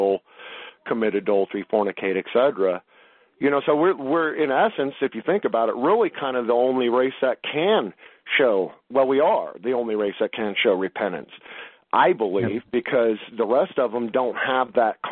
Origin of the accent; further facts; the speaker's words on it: Los Angeles, California, United States; I grew up in Los Angeles, California